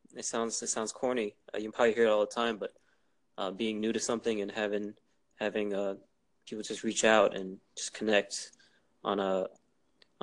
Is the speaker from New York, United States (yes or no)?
yes; New York City, New York, United States; I'm in Queens